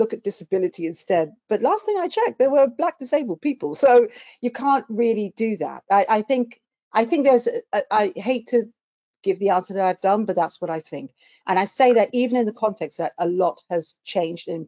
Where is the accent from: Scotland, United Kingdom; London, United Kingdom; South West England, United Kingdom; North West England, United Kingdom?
London, United Kingdom; I came from South London. I still live in, albeit a different part of South London